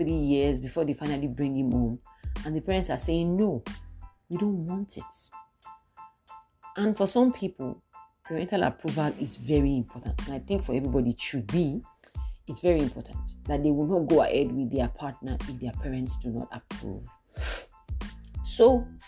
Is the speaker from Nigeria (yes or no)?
yes; South West Nigeria, Nigeria; I'm from the Southwest. I'm Yoruba